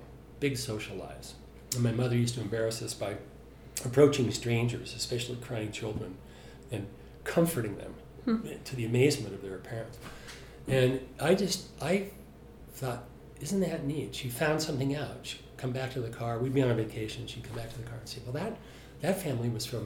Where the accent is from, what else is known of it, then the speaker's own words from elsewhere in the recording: Salt Lake City, Utah, United States; I'm from Salt Lake City